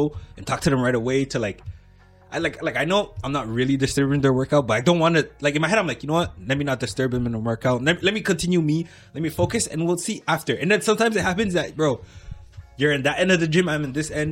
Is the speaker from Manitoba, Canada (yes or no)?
no; LaSalle, Quebec, Canada; I grew up in LaSalle. And now we're not in LaSalle anymore